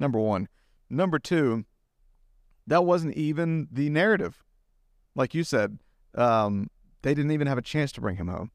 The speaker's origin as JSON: {"language": "English", "region": "Southeast", "country": "United States", "tie": "born or raised there", "also_born_or_lived": "Argentina", "moved": "yes", "said": "I grew up in the Southeast"}